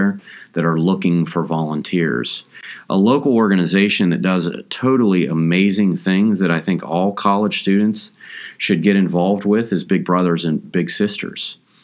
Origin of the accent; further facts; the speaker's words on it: Appalachian Ohio, United States; I'm originally from the Appalachian region of Ohio